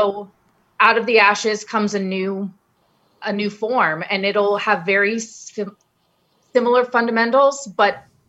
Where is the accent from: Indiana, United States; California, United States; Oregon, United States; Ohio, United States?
Ohio, United States; Acton. Yeah. That's my home state.